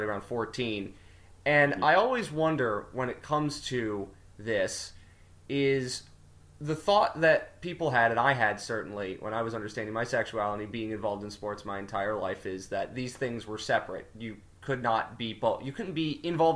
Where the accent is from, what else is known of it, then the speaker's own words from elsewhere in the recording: New Jersey, United States; I grew up in South Jersey, born and raised in South Jersey